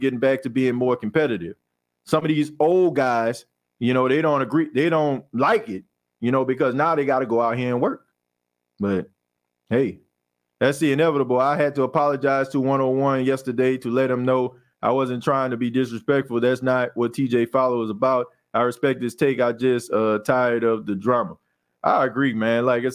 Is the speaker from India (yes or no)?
no; Louisiana, United States; also born or lived in Mississippi; I'm from Louisiana and LSU is there.